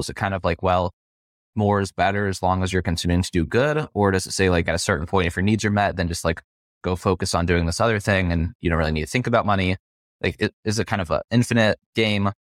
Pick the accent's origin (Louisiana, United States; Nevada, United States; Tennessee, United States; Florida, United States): Nevada, United States; Las Vegas; I'm from Las Vegas